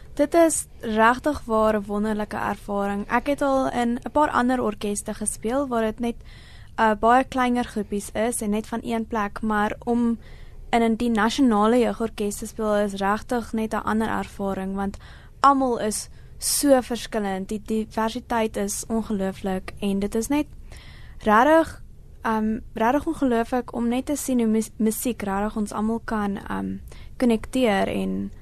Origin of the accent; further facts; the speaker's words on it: Johannesburg, Gauteng, South Africa; Ek is van Johannesburg